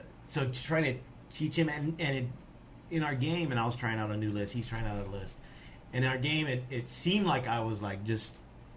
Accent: United States; I'm American

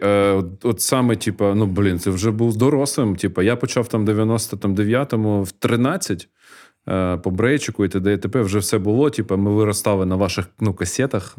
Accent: Kharkiv, Kharkiv Oblast, Ukraine; moved away as an adult; now in Kyiv, Ukraine; народився на 602-му, жив на 606-му

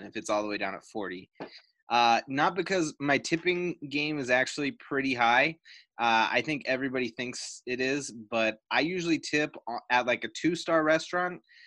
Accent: Canada; accent: Canadian; I have my own Canadian accent that just forces its way out

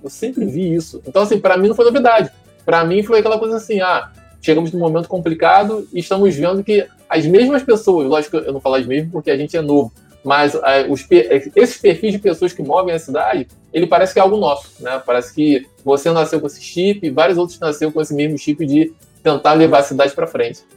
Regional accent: São Gonçalo, Rio de Janeiro, Brazil; sou, sou, criado aqui no, no Paraíso

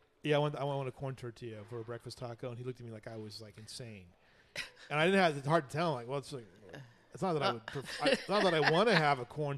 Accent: Southern California, United States; now in Kerrville, United States; I'm from Southern California. I grew up there.

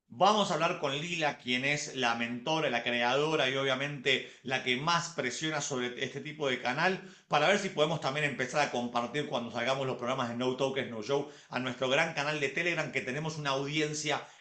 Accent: Colombia; porque nosotros solamente no somos solamente colombianos, sino que somos mundialmente conocidos

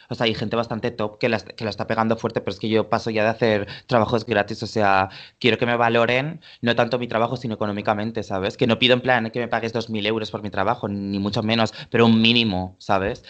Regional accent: Valencia, Valencian Community, Spain; born or raised there; now in Barcelona, Spain

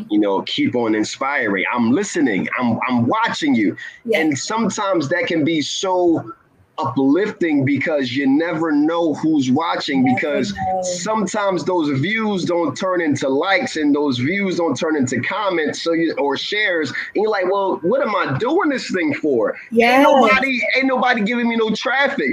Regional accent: Philadelphia, Pennsylvania, United States; I grew up in West Philadelphia, born and raised

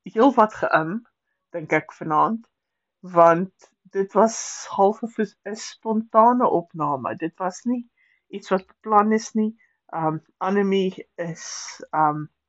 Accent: South Africa; ons Afrikaners

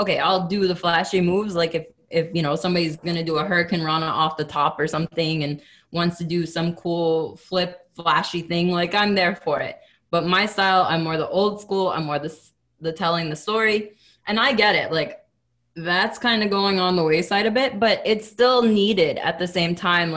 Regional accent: Akron, Ohio, United States; moved away as an adult; also born or lived in Cleveland, Ohio; now in Montreal, Canada; I'm originally from Akron, Ohio

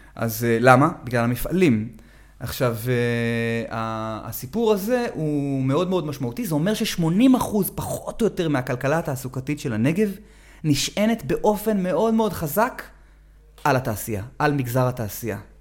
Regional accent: Herzliya, Central District, Israel; moved away as an adult; now in Negev, Israel; אני גדלתי באזור המרכז, לפני 20 שנה הגרתי לנגב, אבל כבר היום בעיר הולדתי, הרצליה

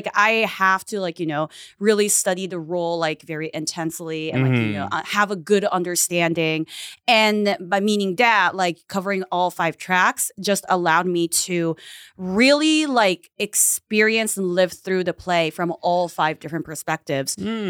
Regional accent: Japan; also born or lived in United States; So I was born in Japan, kind of raised in America, in the United States, and then like I've been like doing like a back and forth. So for elementary school, junior high, and high school, I was in Japan.

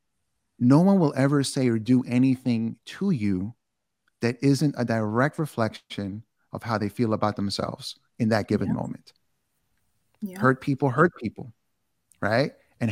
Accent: New York City, New York, United States; I'm from New York. I'm from Queens

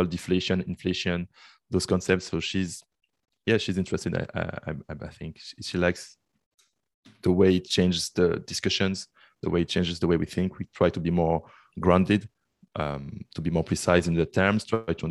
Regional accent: Brussels, Brussels-Capital Region, Belgium; moved away as an adult; now in Canada; I'm from Belgium, Brussels. This is where I lived. Then I moved to Canada for the studies.

